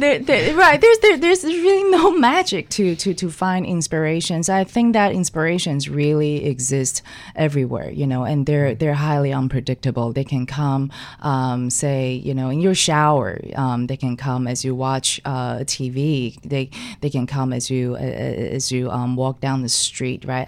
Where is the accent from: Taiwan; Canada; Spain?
Taiwan; now in New York City, United States; I grew up in Taiwan. I was born and raised in Taiwan.